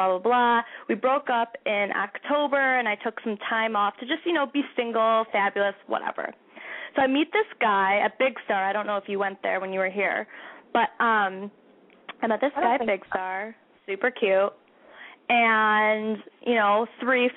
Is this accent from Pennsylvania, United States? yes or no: no; Chicago, Illinois, United States; I'm from Chicago.